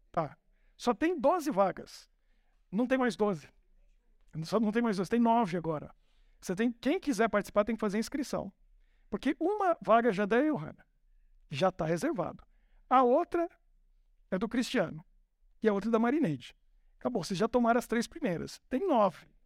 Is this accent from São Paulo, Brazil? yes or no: yes; São Paulo, Brazil; Porque eu, eu nasci em São Paulo, e em São Paulo a gente não podia brincar na rua. Na minha época já não podia. Era uma loucura.